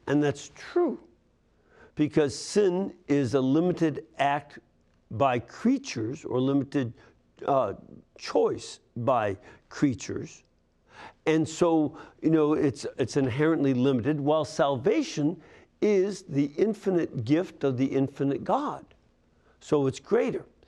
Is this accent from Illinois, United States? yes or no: yes; Chicago, Illinois, United States; my hometown, the Windy City